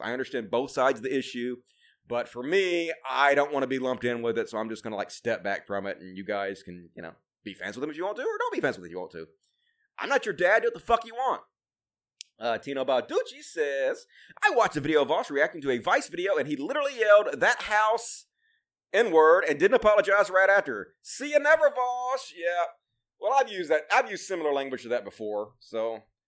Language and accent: English; Mississippi, United States; I'm from Mississippi. It's, uh, all hillbilly country out here